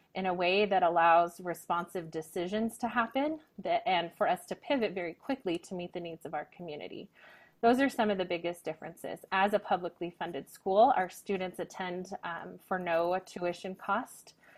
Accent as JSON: {"language": "English", "region": "Northern Nevada", "country": "United States", "tie": "born or raised there", "also_born_or_lived": "Texas / France", "moved": "as an adult", "lives_now": "Reno, United States", "said": "I was actually born and raised in Northern Nevada"}